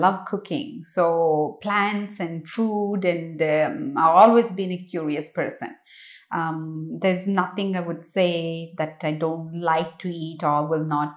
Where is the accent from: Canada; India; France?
India; moved away as an adult; I grew up in India. I only left India when I was 24.